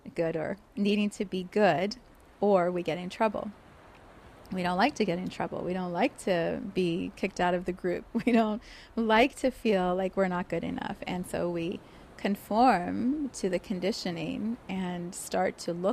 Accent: Johannesburg, Gauteng, South Africa; also born or lived in Cape Town, South Africa; So I was born in South Africa, in Cape Town, and then we moved to Johannesburg

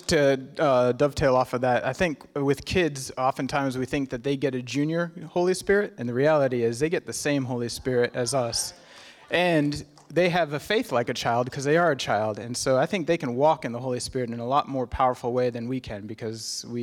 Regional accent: Kenya; My, my folks were missionaries. I was born and raised in Kenya.

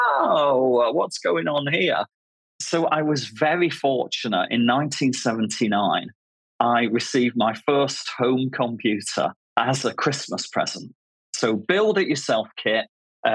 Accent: Manchester, North West England, United Kingdom; now in Bristol, United Kingdom; I grew up in Manchester in the north of England.

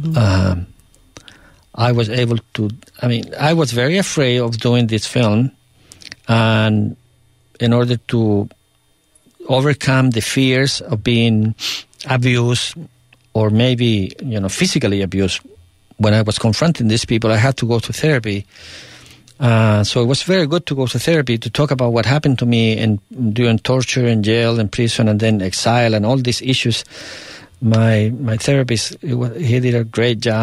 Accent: Tomé, Biobío, Chile; moved away; also born or lived in New York; my hometown of Tomé

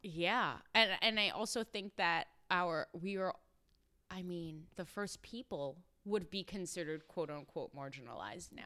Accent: New York City, New York, United States; I'm from Brooklyn

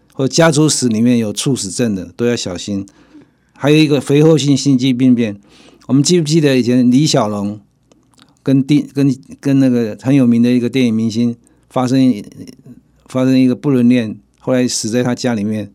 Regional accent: Taiwan; 我们台湾人

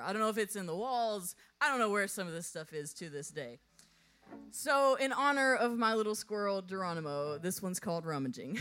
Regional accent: Texas, United States; now in Nashville, United States; I'm originally from Texas, so I grew up on a ranch with animals

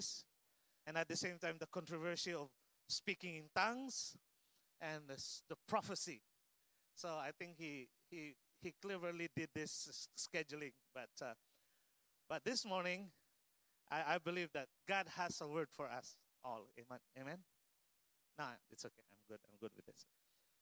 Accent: Philippines; English is a second language; moved away; as a Filipino Asian

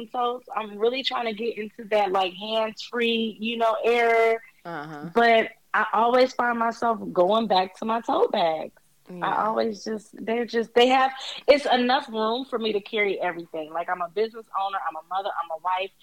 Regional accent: Toledo, Ohio, United States; now in Columbus, United States; Okay, so I live in the Midwest. I am in Columbus, Ohio. Nice. I was born in Toledo, Ohio, however.

